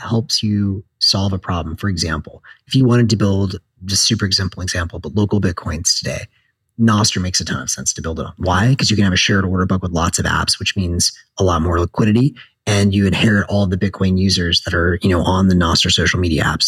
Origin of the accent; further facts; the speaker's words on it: the South, United States; I'm from the South